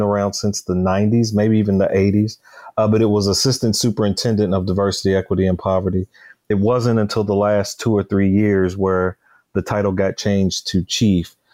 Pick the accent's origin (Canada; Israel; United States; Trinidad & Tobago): United States; Louisville, Kentucky; Born and raised in Louisville, Kentucky